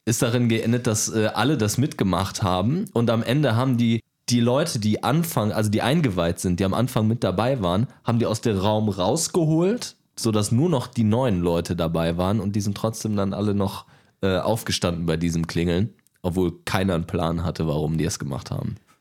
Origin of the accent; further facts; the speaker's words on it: Duisburg, North Rhine-Westphalia, Germany; komme aus NRW, komme aus Duisburg